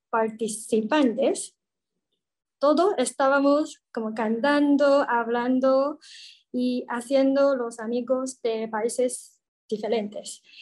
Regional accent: Taiwan; Spanish is a second language; soy de Taiwán. Ahora tengo 29 años y hace 8 años yo fui a México

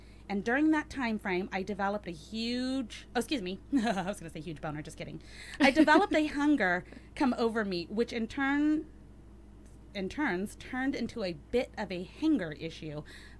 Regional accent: Carson City, Nevada, United States; I leave my hometown of Carson City in the lovely state of Nevada, where men are men and don't wear flip-flops with their jeans on.

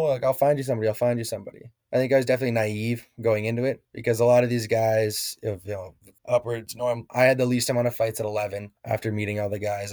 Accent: Legal, Alberta, Canada; back at home in uh, Legal, Alberta, just kind of hanging out with my parents for the summer, working

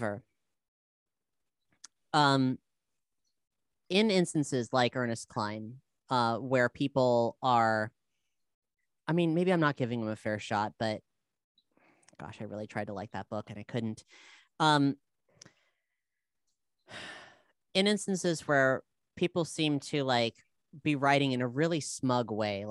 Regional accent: South Florida, United States; I'm from South Florida

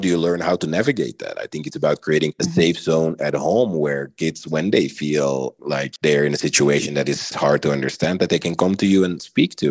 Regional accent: Belgium; moved away as an adult; now in Miami, United States; I'm originally from Belgium. I identify as a mixed Belgian Moroccan. Lived in Belgium the majority of my life till about 10 years

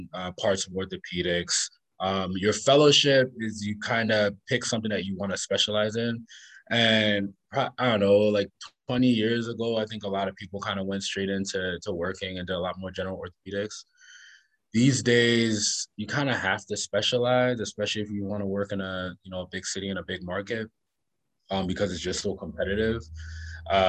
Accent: Charlotte Amalie, U.S. Virgin Islands; moved away as an adult; also born or lived in Washington, D.C.; I grew up in St. Thomas in the Virgin Islands

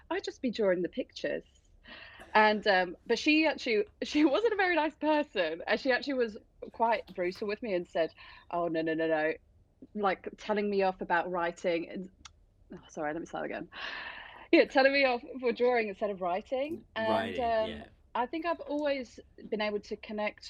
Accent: England, United Kingdom; Rainy England, that's where I'm from

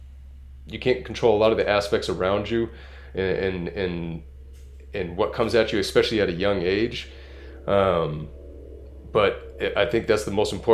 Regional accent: California, United States; also born or lived in Massachusetts; I moved to California when I was 8 years old

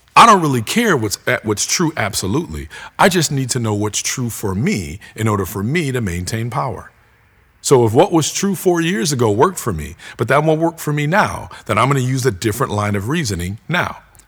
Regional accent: United States; as American Christians

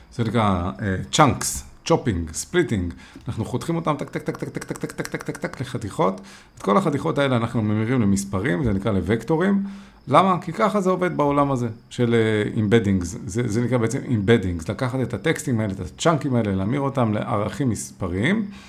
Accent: Israel

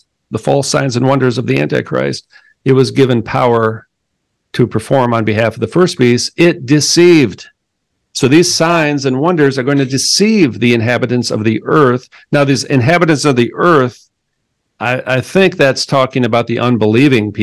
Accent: Minnesota, United States; I'm from Minnesota

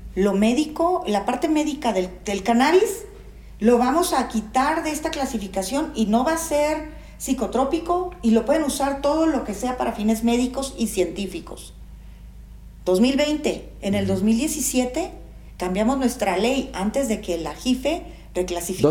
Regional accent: Mexico

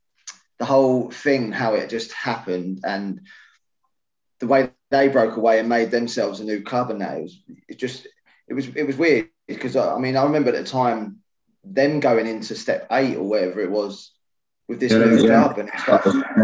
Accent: London, United Kingdom; I grew up in Plough Lane, literally just over the road from Plough Lane

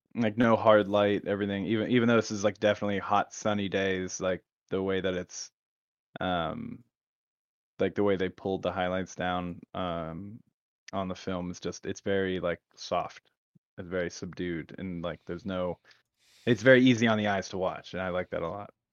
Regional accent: United States; we're American

